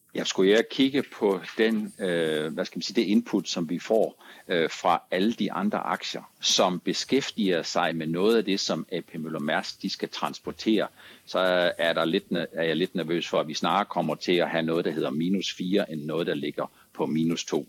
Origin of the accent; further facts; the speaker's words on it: Langeland, Southern Denmark, Denmark; jeg er født på Langeland